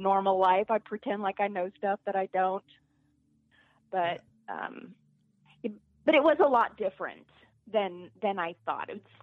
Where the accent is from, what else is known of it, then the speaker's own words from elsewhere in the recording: Albuquerque, New Mexico, United States; moved away; I'm originally from Albuquerque, New Mexico